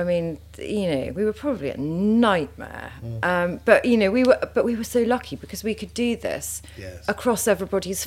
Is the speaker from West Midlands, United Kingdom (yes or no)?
no; Sussex, South East England, United Kingdom; I grew up in Sussex